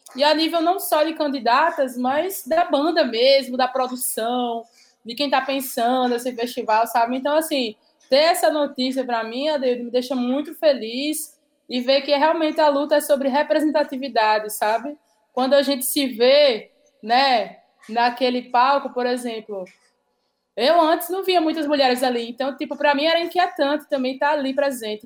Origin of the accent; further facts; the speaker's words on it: Paraíba, Brazil; accent: Northeastern (nordestino); desse futuro ancestral que é nordestino, que é paraibano